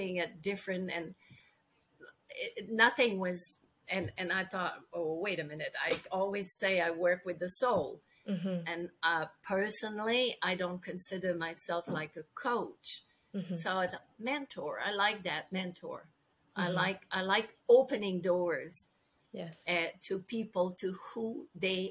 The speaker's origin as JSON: {"language": "English", "country": "Canada", "second_language": "English", "said": "I'm French Canadian, and I worked in English most of my life"}